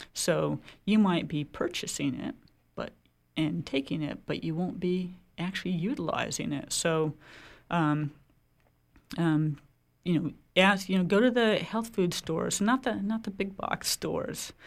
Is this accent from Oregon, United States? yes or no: yes; Oregon, United States; now in Maine, United States; I come from Oregon